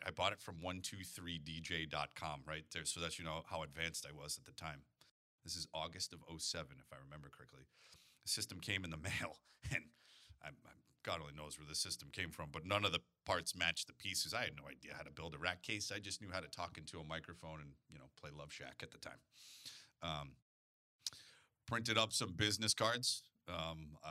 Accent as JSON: {"language": "English", "town": "Sterling", "country": "United States", "tie": "born or raised there", "also_born_or_lived": "St. Louis, Missouri", "moved": "as an adult", "said": "I moved from my hometown in Sterling"}